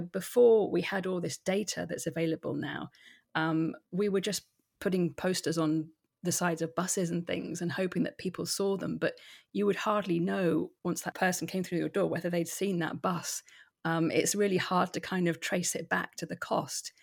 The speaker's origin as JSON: {"language": "English", "area": "Hampshire", "region": "South East England", "country": "United Kingdom", "also_born_or_lived": "London", "moved": "as an adult", "lives_now": "Edinburgh, United Kingdom", "said": "I'm originally from Hampshire"}